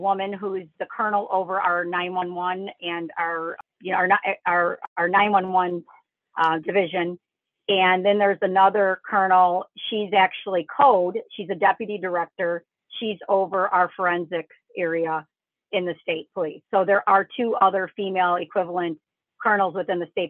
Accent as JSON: {"language": "English", "town": "Chicago", "region": "Illinois", "country": "United States", "tie": "born or raised there", "said": "I'm born and raised in Chicago"}